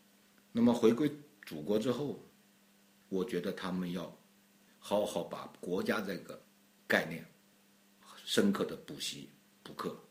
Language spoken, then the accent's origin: Chinese; China; 我觉得我 我作为中国人，我很理解。